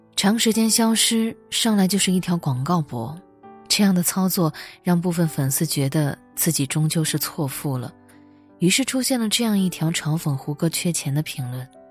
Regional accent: rural Northeast China, China; moved away; 我出生在东北农村，初中和高中都在距离村里几公里之外的镇上

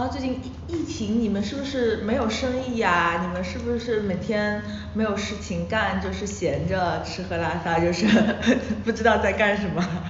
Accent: Wenzhou, Zhejiang, China; 我跟九里是老乡嘛，就是我们都是温州人

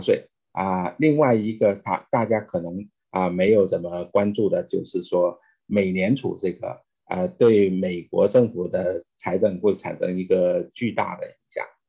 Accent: China; moved away as an adult; now in United States; 我是中国出生长大啊

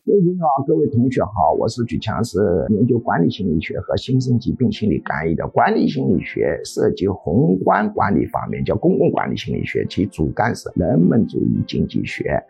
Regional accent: China; 我们中国人

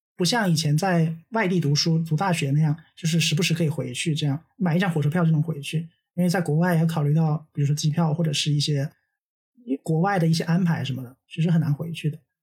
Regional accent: Nanning, Guangxi, China; moved away; 因为它毕竟是我的故乡嘛，而且其他城市我待的时间都无法跟南宁相提并论了

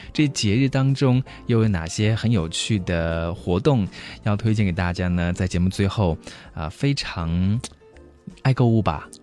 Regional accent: China; 在我们中国人的酒桌上面啊，也会有很多的风俗习惯

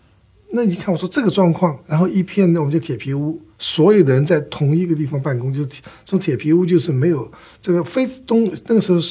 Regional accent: Shanghai, China; accent: Taiwanese; 我生在上海，长在上海，尽管我有台湾口音。

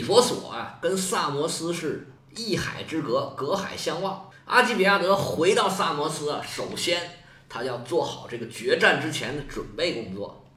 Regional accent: China; 在我们中国啊

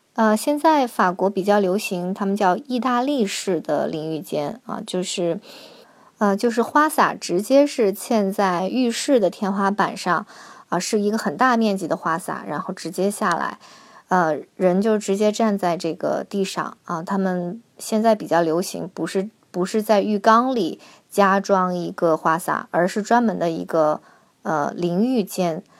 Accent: Harbin, Heilongjiang, China; now in France; 我是哈尔滨的嘛，我们在冬天这个窗户也是有两层的这种窗玻璃

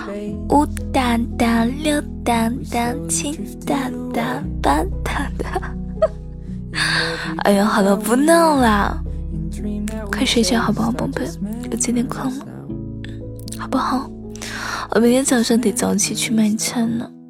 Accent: Suzhou, Jiangsu, China; 也欢迎大家来到江苏。对呀，你听了我这么久的节目，你都不知道我是苏州的呀？

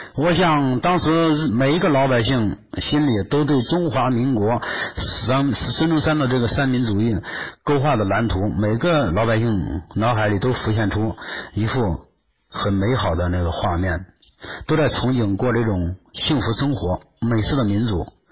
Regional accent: Henan, China; 我是河南的

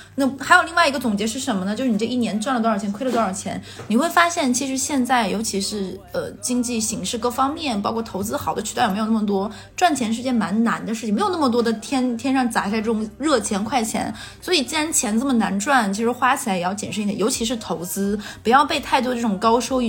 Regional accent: Jilin, China; now in Shanghai, China; 我当时作为一个东北人热情好

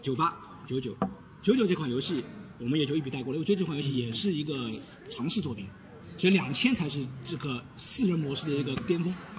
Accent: Shanghai, China; accent: Shanghainese; 然后他我们上海话就是说自不爱劳

